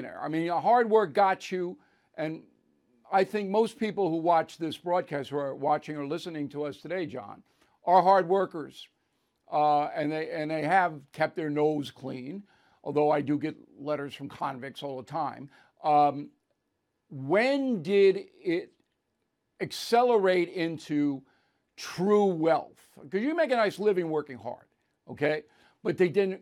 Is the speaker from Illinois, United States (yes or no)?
no; New York City, New York, United States; In my hometown